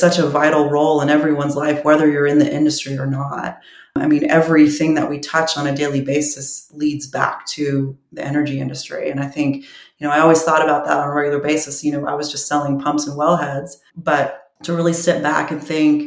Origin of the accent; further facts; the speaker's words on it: Houston, Texas, United States; I'm from Houston